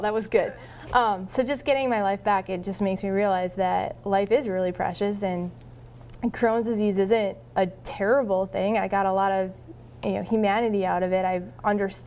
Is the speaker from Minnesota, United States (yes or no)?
yes; Minnesota, United States; moved away; I moved back to Minnesota, went to my hometown